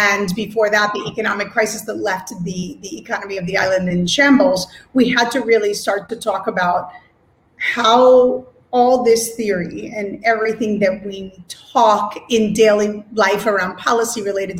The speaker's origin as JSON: {"language": "English", "town": "Philadelphia", "region": "Pennsylvania", "country": "United States", "tie": "born or raised there", "moved": "as an adult", "lives_now": "Puerto Rico", "said": "being born and raised in Philadelphia"}